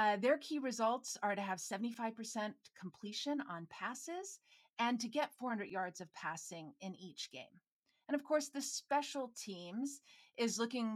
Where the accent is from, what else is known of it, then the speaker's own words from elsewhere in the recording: Minnesota, United States; I'm from Minnesota